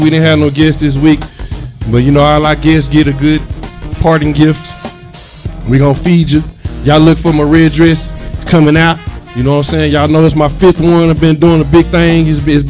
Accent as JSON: {"language": "English", "region": "Florida", "country": "United States", "said": "I'm from Florida, boy."}